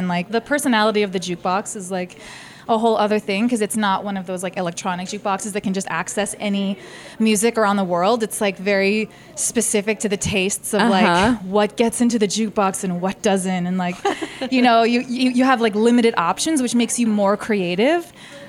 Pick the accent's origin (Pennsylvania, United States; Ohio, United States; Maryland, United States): Maryland, United States; Baltimore; I'm originally from Baltimore, and that's where I started dancing 10 years ago.